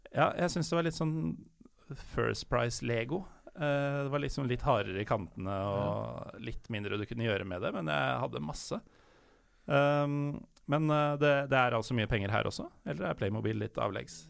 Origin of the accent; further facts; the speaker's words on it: Norway; jeg som nordmann